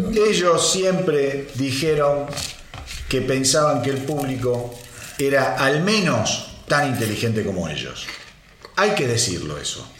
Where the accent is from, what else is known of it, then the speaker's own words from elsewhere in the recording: Argentina; Como argentino